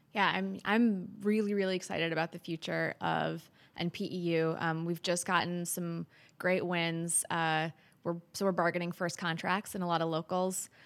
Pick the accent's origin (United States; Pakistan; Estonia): United States; Wisconsin; moved away; I'm from Wisconsin. I'm a fifth generation Wisconsinite